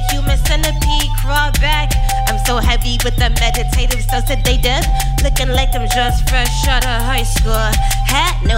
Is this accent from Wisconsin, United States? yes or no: yes; Milwaukee, Wisconsin, United States; also born or lived in Madison / Chicago / Los Angeles; I grew up in Milwaukee